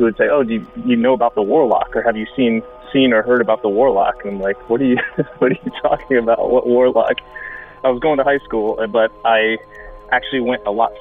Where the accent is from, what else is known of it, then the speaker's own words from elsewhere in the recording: Lutz, Florida, United States; now in Brooklyn, United States; I grew up around the Tampa Bay area and spent most of my younger years in a small town called Lutz